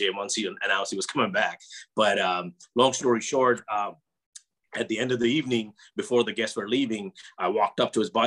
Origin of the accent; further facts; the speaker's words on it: Chicago, Illinois, United States; also born or lived in New York; now in Los Angeles, United States; I'm originally from Chicago. I just live in LA now